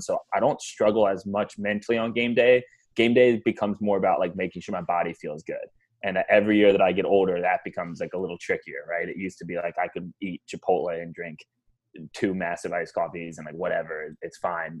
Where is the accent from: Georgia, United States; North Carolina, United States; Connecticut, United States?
Georgia, United States; Atlanta; growing up in Atlanta